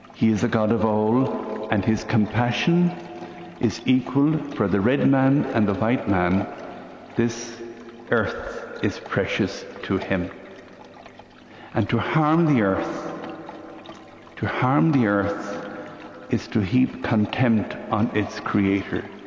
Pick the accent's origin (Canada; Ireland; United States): Ireland; Limerick, County Limerick; Here in the city of Limerick, in the middle of the last century